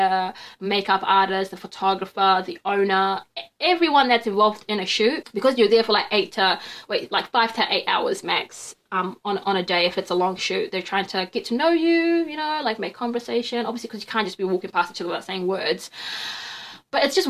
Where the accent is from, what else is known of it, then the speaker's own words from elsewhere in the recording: Wellington, New Zealand; also born or lived in Qatar / Naenae, Lower Hutt / Somaliland (ancestry); I'm from Wellington